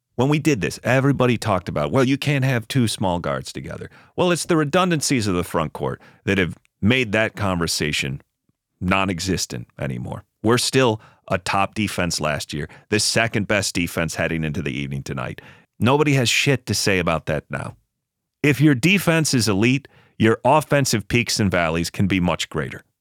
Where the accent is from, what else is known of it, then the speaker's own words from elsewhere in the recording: Buffalo, New York, United States; moved away as an adult; now in Los Angeles, United States; I did relocate to Los Angeles for work purposes, but I grew up in Buffalo, New York